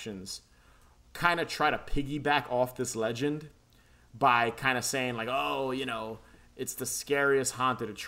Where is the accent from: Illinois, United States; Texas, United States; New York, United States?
New York, United States; New York City; I grew up in the Bronx and Queens